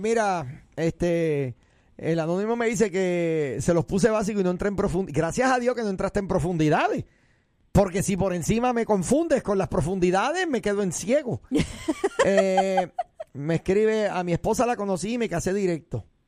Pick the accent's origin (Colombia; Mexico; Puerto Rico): Puerto Rico; yo soy puertorriqueño